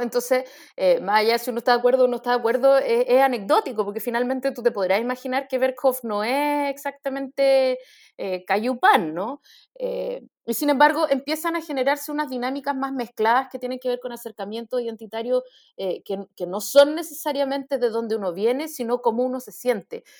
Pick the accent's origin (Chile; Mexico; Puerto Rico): Chile; nuestra identidad como chilenos